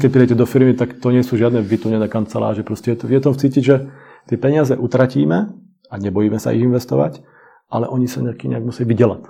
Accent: Slovakia; moved away as an adult; now in Czech Republic; obidvaja sme Slováci, síce tu žijeme 22 let

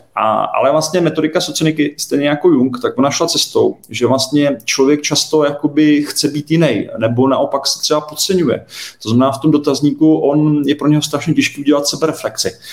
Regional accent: Czechia; my jako Češi

